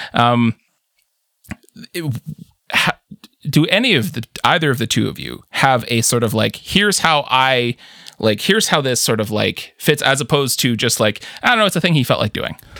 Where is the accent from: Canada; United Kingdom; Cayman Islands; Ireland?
Canada; as a Canadian